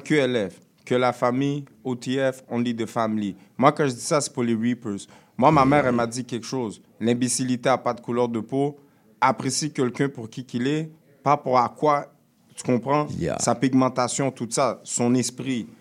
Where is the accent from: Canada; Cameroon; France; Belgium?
Canada; Quebec; also born or lived in Montreal; je suis né au Québec.